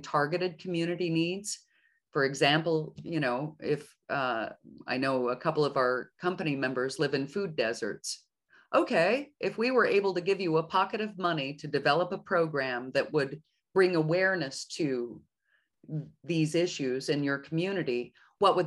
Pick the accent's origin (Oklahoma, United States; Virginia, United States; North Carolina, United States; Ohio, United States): Oklahoma, United States; Oklahoma City; moved away as an adult; also born or lived in New York / Europe; I'm born and raised in Oklahoma City, but I skedaddled off right after college, and I spent 20 some odd years in New York and in Europe